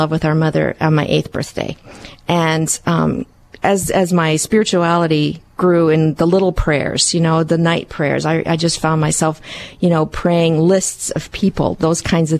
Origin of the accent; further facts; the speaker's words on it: Wisconsin, United States; first language Hungarian; English is a second language; also born or lived in New York; now in Dayton, United States; I was enrolled in CCD at St. Joe's in a little town in Wisconsin, which is where I grew up